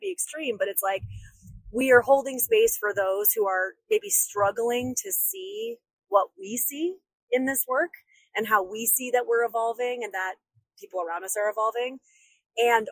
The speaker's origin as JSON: {"language": "English", "region": "upstate New York", "country": "United States", "said": "my upstate New Yorker spidey senses"}